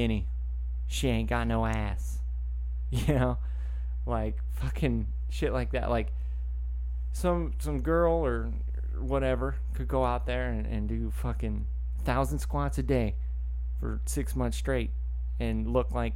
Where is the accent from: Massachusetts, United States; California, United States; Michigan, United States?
California, United States; Woodland; I grew up in Woodland, California, which is, you know, a little farming community north of Sacramento